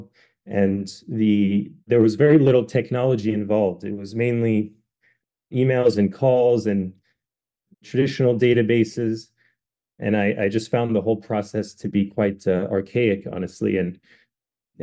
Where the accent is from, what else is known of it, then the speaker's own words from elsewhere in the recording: France; now in United States; I'm actually half French. I grew up in France